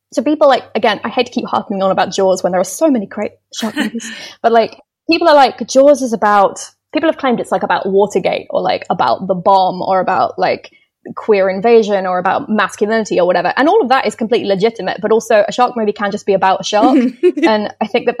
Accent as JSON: {"language": "English", "region": "London area", "country": "United Kingdom", "tie": "born or raised there", "said": "I've always been in sort of London area"}